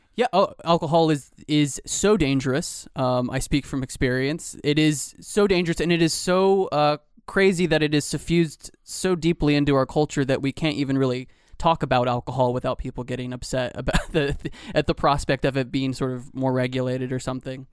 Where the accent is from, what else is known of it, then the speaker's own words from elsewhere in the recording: Georgia, United States; I'm from Georgia